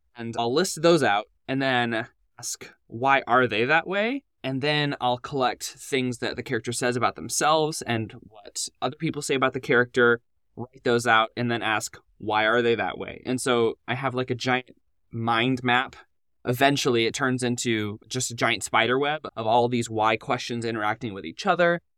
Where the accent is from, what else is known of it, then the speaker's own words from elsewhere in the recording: Nashville, Tennessee, United States; moved away as an adult; now in Orlando, United States; I grew up in Nashville and then wound up going to Lipscomb University